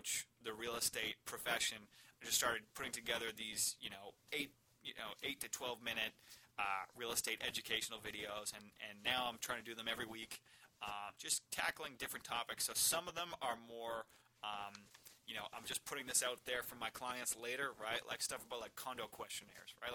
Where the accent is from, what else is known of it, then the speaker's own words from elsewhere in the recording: Marshfield, Massachusetts, United States; I was raised in Marshfield